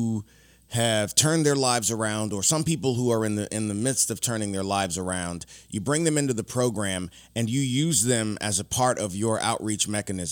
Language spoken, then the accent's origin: English; Louisiana, United States; I'm from Louisiana